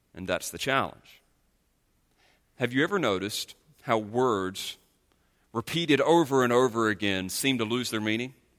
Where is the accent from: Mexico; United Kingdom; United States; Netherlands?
United States; North Carolina; moved away; the state of North Carolina, in which I'm from